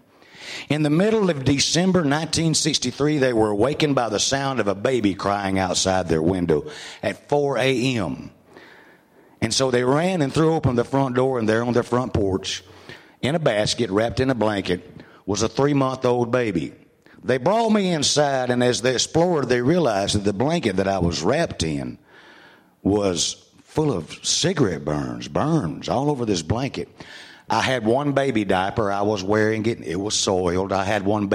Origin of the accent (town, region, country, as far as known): Mississippi, United States; born or raised there; also born or lived in Mobile, Alabama